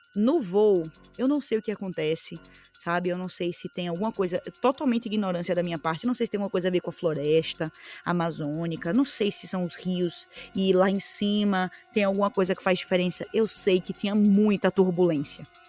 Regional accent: Aracaju, Sergipe, Brazil; eu vim de Aracaju

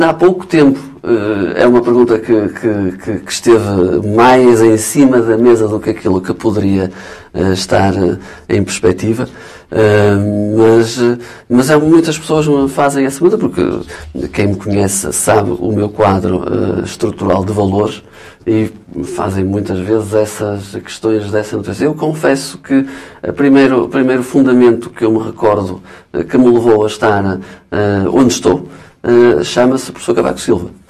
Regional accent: Alcobaça, Centro, Portugal; sou de Alcobaça

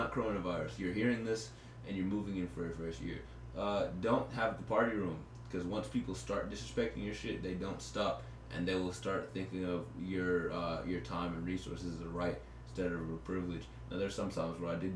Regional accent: Houston, Texas, United States; moved away as an adult; we didn't just grow up in Texas

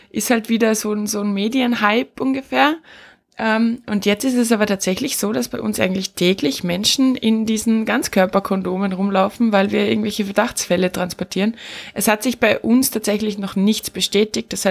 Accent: Austria; bei uns in Österreich ist zum, äh, zum Beispiel die generelle Info rausgegangen

